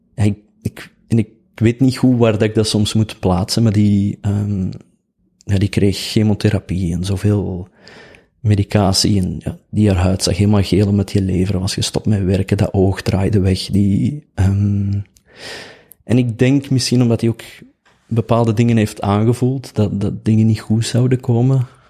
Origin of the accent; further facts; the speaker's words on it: Oelegem, Flanders, Belgium; ik kom uit Oelichem.